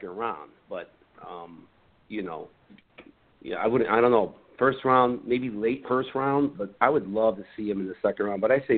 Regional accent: Chicago, Illinois, United States; we are from Chicago. It's our hometown team

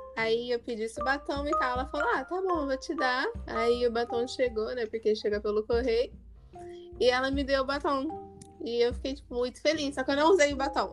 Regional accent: Paulínia, São Paulo, Brazil; sou de Paulínia

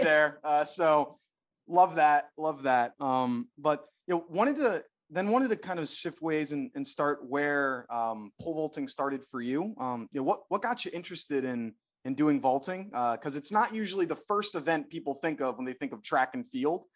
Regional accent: Philadelphia, Pennsylvania, United States; I'm from Philadelphia

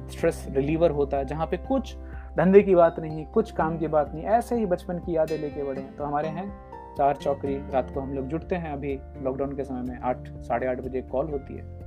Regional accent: Jagdishpur, India; moved away; हमारे गांव में जगदीशपुर

